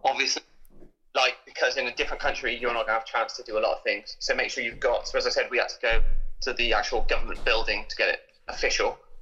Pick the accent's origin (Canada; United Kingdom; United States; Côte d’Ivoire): United Kingdom; we're British